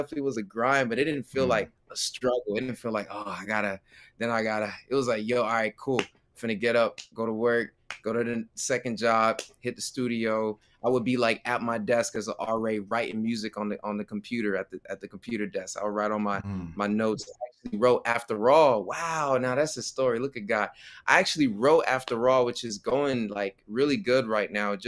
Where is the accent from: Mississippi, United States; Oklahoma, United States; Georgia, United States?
Georgia, United States; Clayton County; born and raised in Clayton County, Georgia